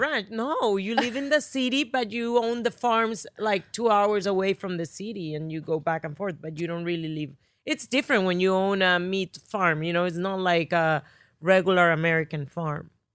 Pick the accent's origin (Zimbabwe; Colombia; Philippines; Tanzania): Colombia; Barranquilla, Atlántico; accent: Spanish; English is a second language; moved away as an adult; now in United States; from Barranquilla, Colombia.